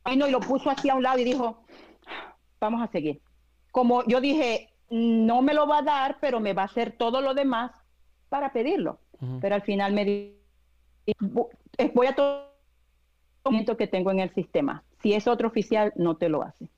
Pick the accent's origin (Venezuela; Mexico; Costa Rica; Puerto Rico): Venezuela; now in United States; yo soy de Venezuela, cuando yo estaba en Venezuela